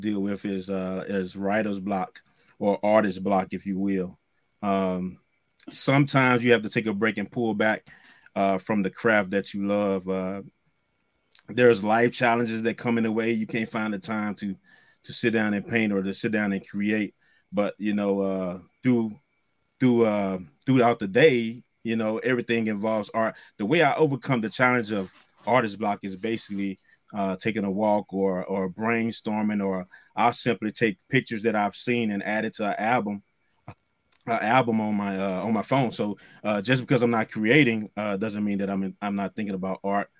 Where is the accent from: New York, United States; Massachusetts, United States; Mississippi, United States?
Mississippi, United States; now in Virginia, United States; being raised in Mississippi, I'm used to the culture, the Southern culture